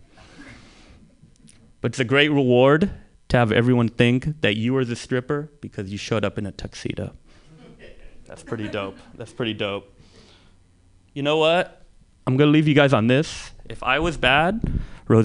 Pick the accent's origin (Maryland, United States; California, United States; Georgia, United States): California, United States; San Francisco; growing up in the Mission, this was the 80s and the 90s